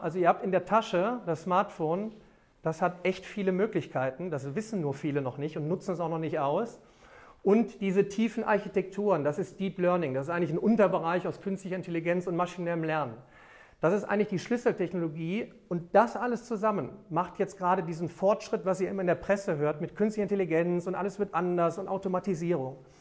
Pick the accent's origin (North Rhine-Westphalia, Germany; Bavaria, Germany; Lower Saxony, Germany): North Rhine-Westphalia, Germany; Remscheid; in meiner Heimatstadt, ich komme aus Remscheid